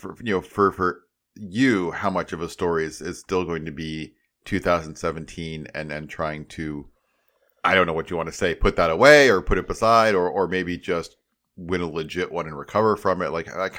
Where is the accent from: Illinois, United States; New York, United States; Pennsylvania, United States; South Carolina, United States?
Illinois, United States; Chicago; From Chicago. I'm a Chicagoan